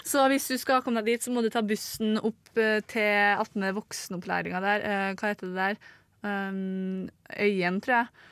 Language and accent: Norwegian; North Trøndelag, Norway; accent: North Trøndelag dialect; moved away; er jeg nordtrønderdialekta.